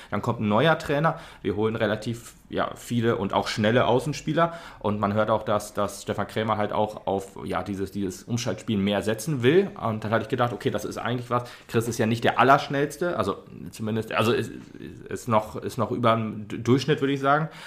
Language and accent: German; Frankfurt, Hesse, Germany; born there; sagen, ich möchte wieder zurück gen Frankfurt, sondern ich möchte halt hier bleiben, weil ich jetzt hier meine Heimat sehe und nicht mehr da, wo ich geboren wurde.